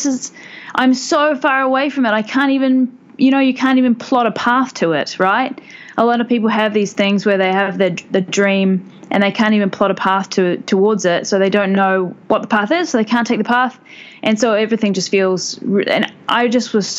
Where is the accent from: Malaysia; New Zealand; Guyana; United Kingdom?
New Zealand; moved away as an adult; now in Bangkok, Thailand; I come from New Zealand, which is why I sound like this